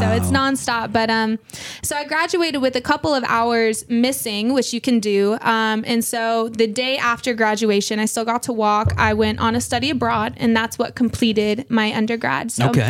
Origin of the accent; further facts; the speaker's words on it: Texas, United States; now in Northwest Arkansas, United States; No, I was born in Texas.